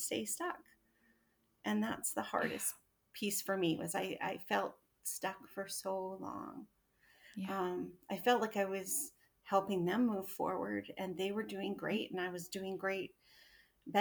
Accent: Alberta, Canada; moved away as an adult; now in Edmonton, Canada; we only moved an hour away, but my entire family and my hometown were in that little town

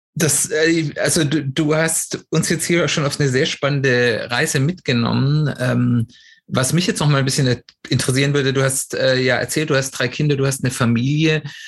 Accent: Swabia, Germany; ich bin hier im Schwäbischen aufgewachsen

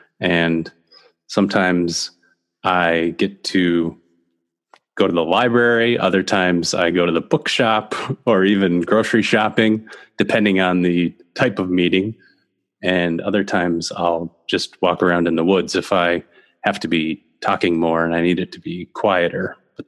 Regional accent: Minneapolis, Minnesota, United States; I grew up in South Minneapolis in Minnesota. And I think I was born at the University of Minnesota and lived in South Minneapolis until I was about 8 years old

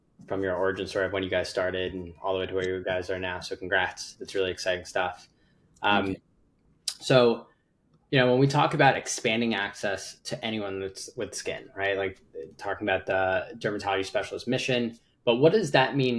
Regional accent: New York, United States; as a New Yorker

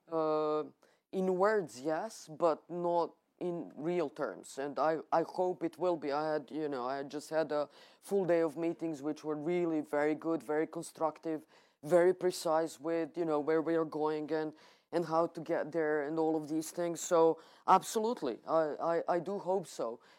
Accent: Serbia

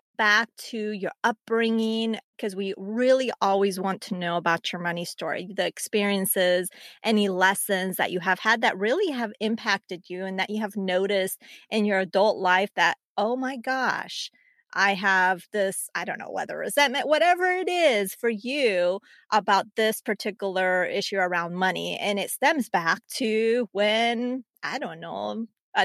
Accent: Colombia; My mom is from Colombia and my dad's Irish American, and I was born in Colombia.

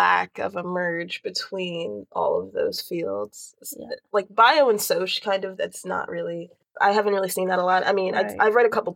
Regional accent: Greensboro, North Carolina, United States; also born or lived in New York; I grew up in Greensboro, and then I've, like, lived there since, like, fourth grade. Before that, I lived in New York

